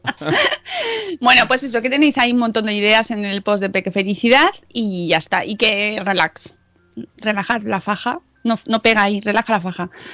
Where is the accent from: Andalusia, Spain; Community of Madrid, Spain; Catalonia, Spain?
Community of Madrid, Spain; Madrid; accent: Madrid accent; nuestro acento, ¿eh? que a nosotros nos gusta mucho. Somos de Madrid.